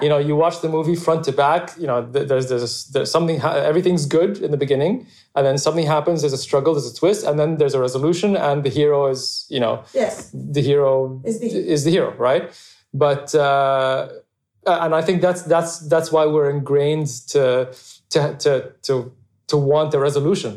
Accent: Abu Dhabi, United Arab Emirates; I grew up in Abu Dhabi, just like a, a normal, happy childhood

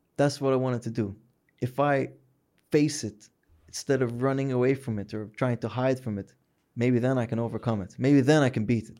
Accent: Hijaz, Saudi Arabia; we're from the Hijaz

